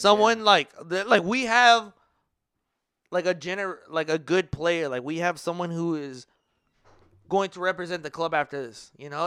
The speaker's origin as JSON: {"language": "English", "region": "Midwest", "country": "United States", "said": "We're from, we're from the Midwest"}